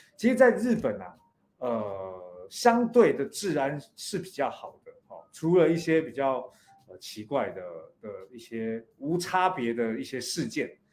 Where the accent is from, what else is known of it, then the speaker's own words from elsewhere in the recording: Taiwan; 我来自台湾